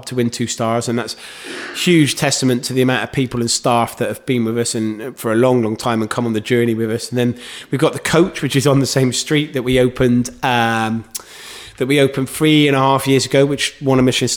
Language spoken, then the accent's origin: English; Gloucester, South West England, United Kingdom; I'm from Gloucester